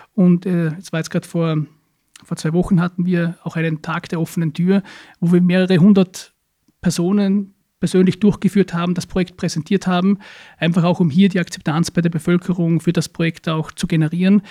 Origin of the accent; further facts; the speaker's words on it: Hohenems, Vorarlberg, Austria; ist im Bezirk Dornbirn, aber in der Stadt Hohenems, meine Heimatstadt